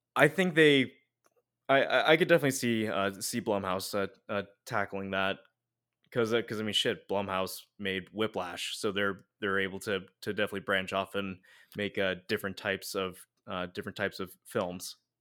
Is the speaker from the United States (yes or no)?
yes; United States; We're we're too American